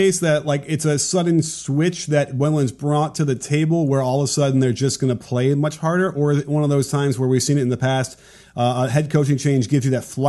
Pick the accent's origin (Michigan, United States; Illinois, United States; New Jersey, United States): Illinois, United States; Chicago; I grew up in Chicago.